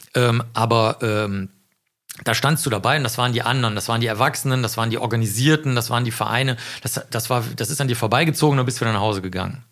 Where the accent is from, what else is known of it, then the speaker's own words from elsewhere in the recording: Cologne, North Rhine-Westphalia, Germany; also born or lived in Rosenheim; ich komme ja aus dem Stadtteil Zollstock in Köln